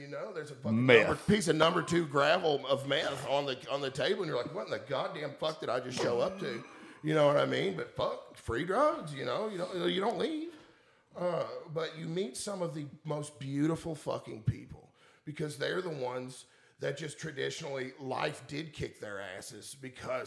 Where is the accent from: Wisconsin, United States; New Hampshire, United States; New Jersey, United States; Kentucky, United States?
Kentucky, United States; Woodford County; growing up in Woodford County